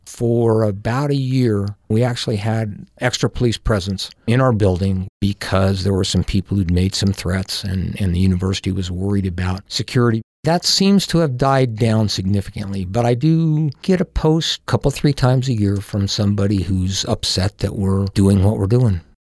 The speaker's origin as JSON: {"language": "English", "town": "Powell", "region": "Wyoming", "country": "United States", "tie": "born or raised there", "said": "I grew up in Powell, Wyoming"}